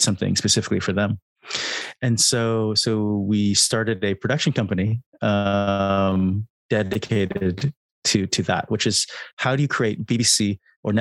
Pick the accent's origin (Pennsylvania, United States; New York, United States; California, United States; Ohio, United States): California, United States; now in United Kingdom; I'm from California, I'm based in the UK.